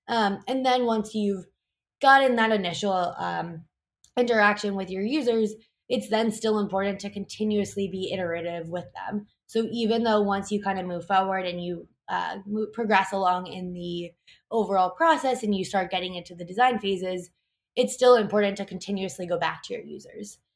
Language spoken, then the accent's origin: English; New York City, New York, United States; I'm born and raised in New York City